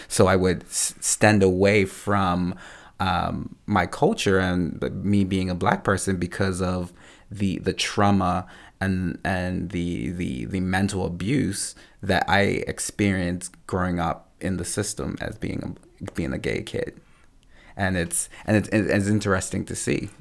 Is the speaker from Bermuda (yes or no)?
yes; Bermuda; now in Canada; growing up in Bermuda, before I came to Canada